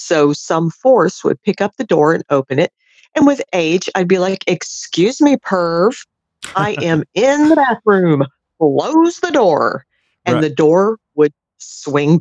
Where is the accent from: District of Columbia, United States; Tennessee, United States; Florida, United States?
Florida, United States; outside of Orlando; also born or lived in Tampa area, Florida; I grew up outside of Orlando